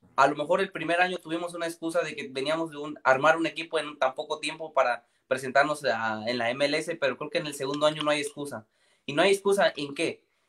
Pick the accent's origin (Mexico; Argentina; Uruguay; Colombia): Mexico; Michoacán; soy de México y soy de Michoacán